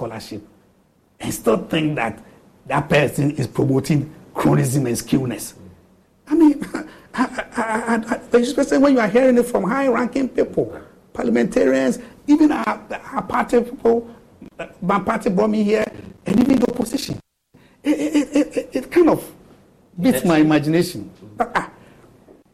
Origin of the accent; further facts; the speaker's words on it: Eastern Region, Ghana; I'm from the Eastern region. I'm from Chebbi